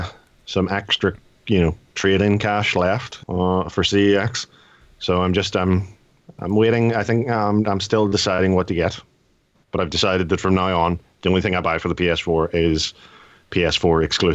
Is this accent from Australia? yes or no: no; Ireland; So being Irish, I get slightly more.